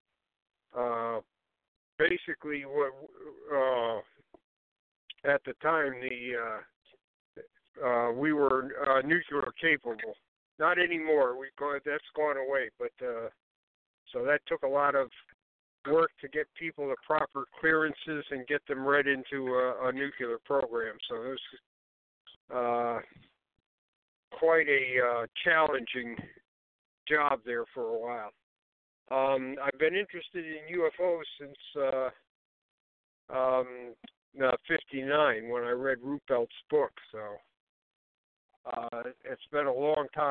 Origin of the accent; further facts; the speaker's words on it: Ohio, United States; also born or lived in Connecticut; now in Canterbury, United States; I was born in Ohio. I live most – I've lived since I've been a civilian, I've lived most of the time in Connecticut, though